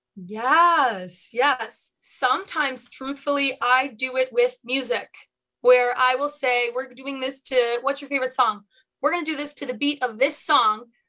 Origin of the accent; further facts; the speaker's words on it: Chicago, Illinois, United States; I am a Chicagoan born and bred.